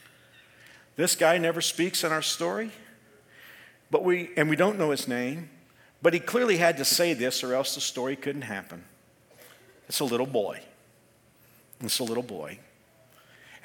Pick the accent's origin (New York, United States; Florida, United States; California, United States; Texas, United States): Texas, United States; I'm from Texas. This is just my language.